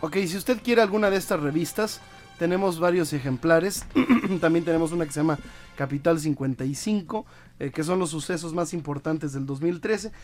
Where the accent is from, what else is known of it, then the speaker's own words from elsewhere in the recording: Mérida, Yucatán, Mexico; en Mérida, Yucatán, en mi tierra